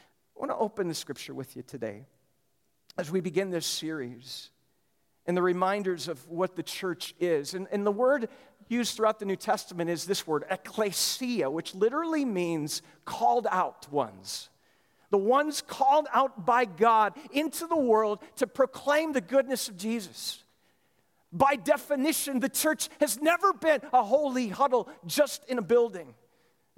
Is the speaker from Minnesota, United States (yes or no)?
yes; Lester Prairie, Minnesota, United States; moved away; confessed it to the church in Lester Prairie, Minnesota